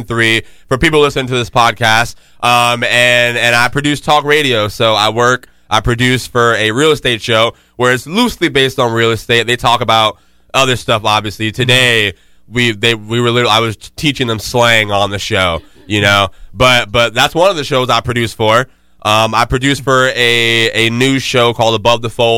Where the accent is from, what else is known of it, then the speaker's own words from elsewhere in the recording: Jacksonville, Florida, United States; moved away; Duval. Let's go, my fucking city